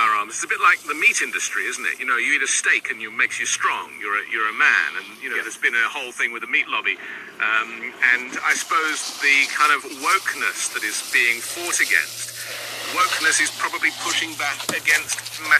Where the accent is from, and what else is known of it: United Kingdom